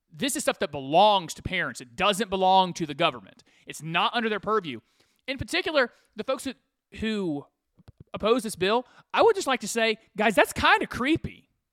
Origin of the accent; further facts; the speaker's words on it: United States; I'm an American.